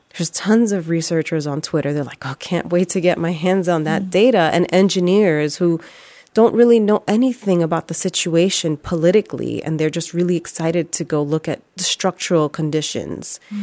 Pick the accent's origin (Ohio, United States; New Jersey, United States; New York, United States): New York, United States; New York City; growing up in the Bronx